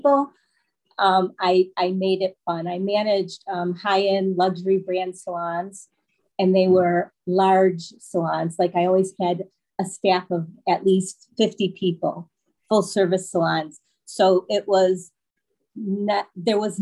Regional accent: Michigan, United States; moved away as an adult; now in Florida, United States; We are originally from Michigan

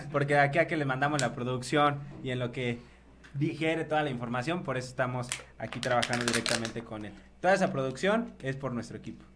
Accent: Mexico; lo que estamos generando como mexicanos

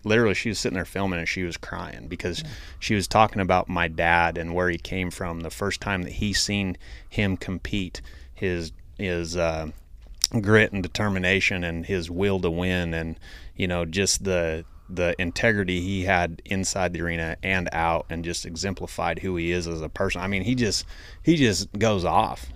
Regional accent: Idaho, United States; I'm from Idaho

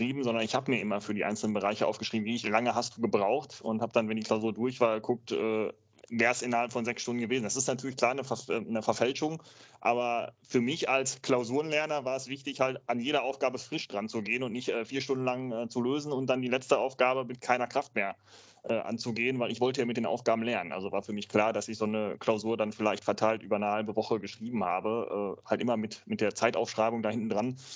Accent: North Rhine-Westphalia, Germany; also wir haben, wir sind ja aus NRW

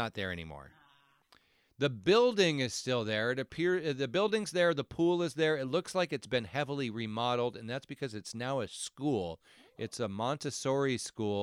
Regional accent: United States; growing up in the American suburbs in the 1980s

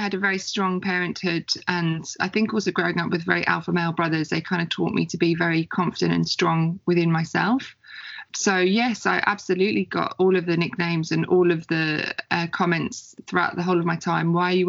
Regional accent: England, United Kingdom; now in Australia; I'm originally English. I'm English born and bred. And I guess you class me as an expat living in Australia.

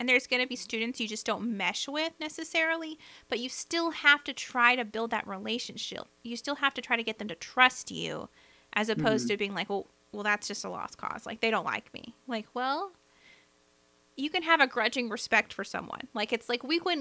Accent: the South, United States; accent: Southern; my Southern accent

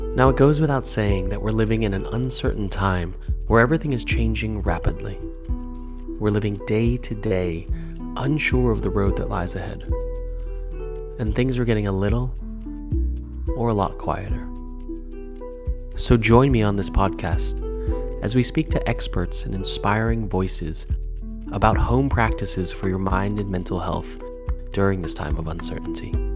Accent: Los Angeles, California, United States; moved away as an adult; also born or lived in New Zealand / Australia; now in London, United Kingdom; I was actually born in New Zealand and my family is Chinese, but at a very early age at around, um, four years old, we moved to Los Angeles, and so I grew up in California.

